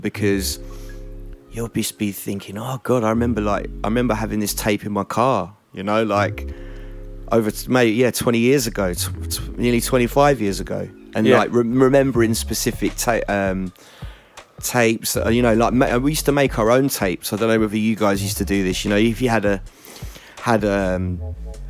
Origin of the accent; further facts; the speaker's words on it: Essex, East of England, United Kingdom; I grew up in Essex